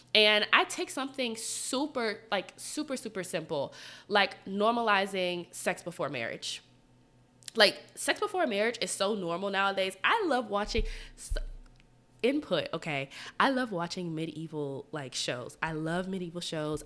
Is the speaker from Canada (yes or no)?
no; Atlanta, Georgia, United States; moved away as an adult; now in Washington, D.C., United States; so I'm from Atlanta. I've lived in Atlanta my whole life.